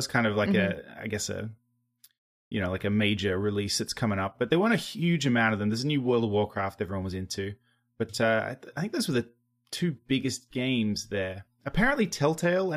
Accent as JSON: {"language": "English", "country": "Australia", "accent": "Australian", "moved": "as an adult", "lives_now": "United States", "said": "my Australian accent"}